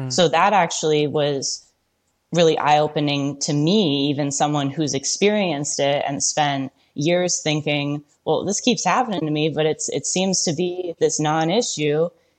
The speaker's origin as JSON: {"language": "English", "region": "Michigan", "country": "United States", "tie": "born or raised there", "said": "I grew up in Michigan."}